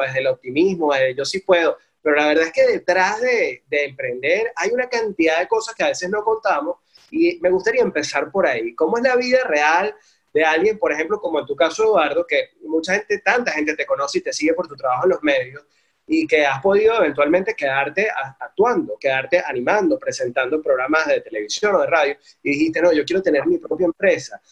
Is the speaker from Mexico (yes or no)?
no; Venezuela; en un país como el nuestro